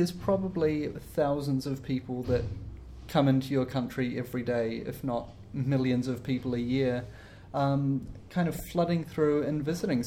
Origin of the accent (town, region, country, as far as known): New Zealand